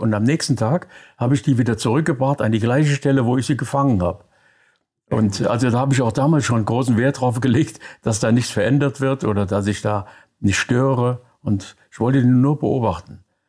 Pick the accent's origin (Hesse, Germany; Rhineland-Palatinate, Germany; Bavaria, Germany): Rhineland-Palatinate, Germany; Koblenz; moved away; also born or lived in Thuringia / Mainz / Frankfurt; Ich komme aus äh, Koblenz, da bin ich geboren. Die ersten acht Jahre meines Lebens dort verbracht, dann in Thüringen ein Jahr am Kriegsende. Und dann kamen wir wieder zurück nach Koblenz, dann Mainz